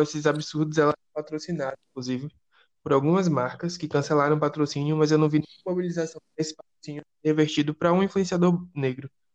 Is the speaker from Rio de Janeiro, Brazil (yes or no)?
no; Salvador, Bahia, Brazil; aqui em Salvador, já que nós, nós Lista Preta somos de Salvador